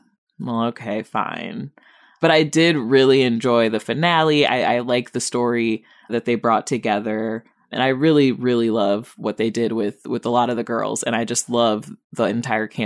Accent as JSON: {"language": "English", "town": "Rockford", "region": "Illinois", "country": "United States", "tie": "born or raised there", "said": "my hometown of Rockford"}